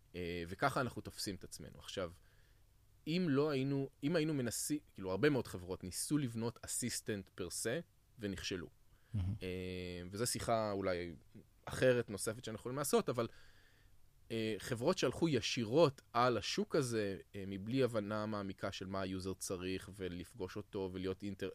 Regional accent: Israel; אנחנו כישראלים

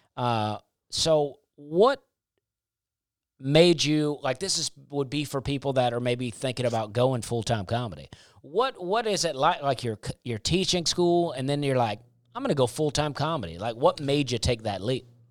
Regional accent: Alabama, United States; I grew up in Alabama

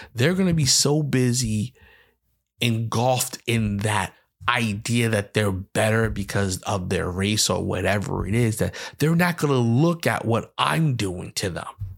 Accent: New York City, New York, United States; I am from the Bronx, New York.

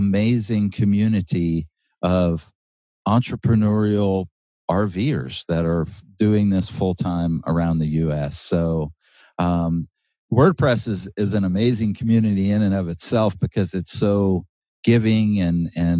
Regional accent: South Louisiana, United States; moved away as an adult; now in Oregon, United States; I'm from South Louisiana, so it's very flat, it's wet, it's hot, it's humid

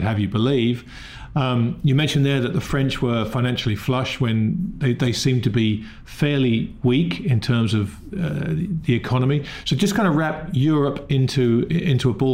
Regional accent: England, United Kingdom; being English

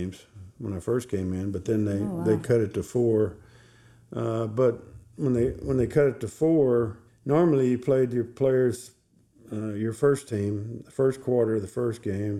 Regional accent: Texas, United States; I'm from Texas, you know, we have great high school football

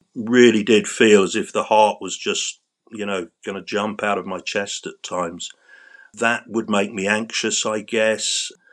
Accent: London, United Kingdom; I grew up in central London in a, a district called Battersea, which is by the River Thames

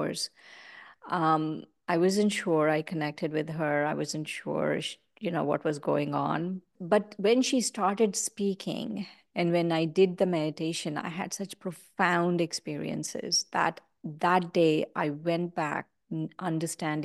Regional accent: India; I grew up in India

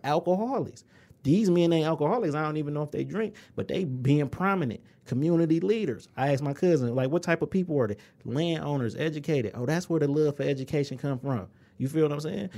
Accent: Inkster, Michigan, United States; we come from Engster. Population, twenty-eight thousand.

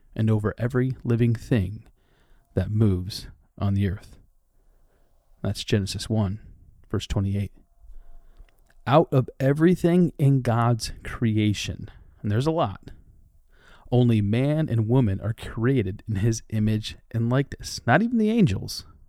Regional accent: Dubuque, Iowa, United States; moved away; also born or lived in Twin Cities, Minnesota / Raleigh-Durham-Chapel Hill, North Carolina; Since moving from my hometown of Dubuque, Iowa

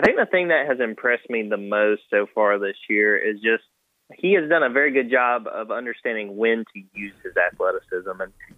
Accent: North Georgia, United States; growing up in North Georgia

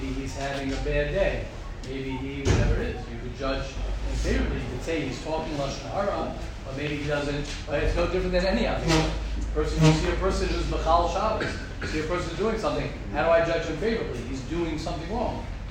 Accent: United States; I grew up, I'm as American as they come

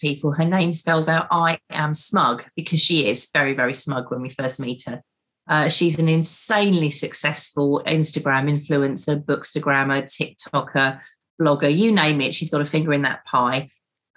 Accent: West Essex, East of England, United Kingdom; From West Essex, which is sort of on the edge of commuter land in the forest. So born in a very small village.

